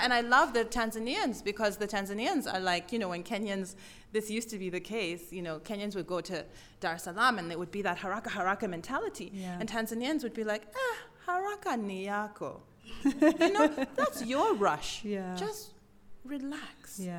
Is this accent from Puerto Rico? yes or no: no; South Africa; In my book, I talk a lot as a South African who's part of a new society and very much part of an elite.